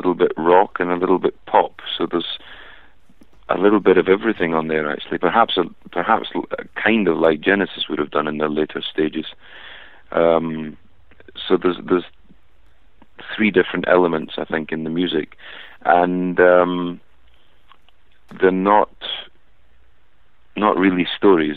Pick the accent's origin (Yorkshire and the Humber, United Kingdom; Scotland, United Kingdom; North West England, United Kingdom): Scotland, United Kingdom; I'm Scottish.